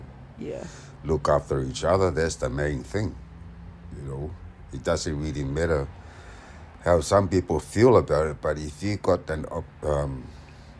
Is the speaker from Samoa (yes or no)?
yes; Apia, Samoa; English is a second language; also born or lived in Auckland, New Zealand; now in Sydney, Australia; we moved to Apia, in Matautu, when I was crawling.